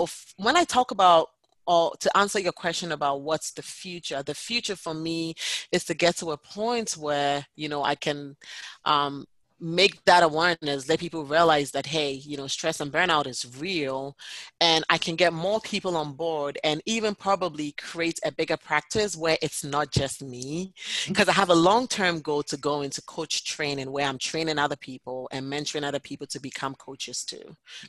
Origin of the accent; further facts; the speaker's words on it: New Hampshire, United States; Yes, I am from New Hampshire.